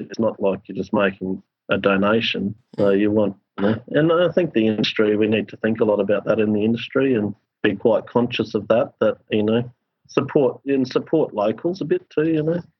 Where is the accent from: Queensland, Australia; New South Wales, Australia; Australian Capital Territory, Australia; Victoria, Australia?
Queensland, Australia; as a Queenslander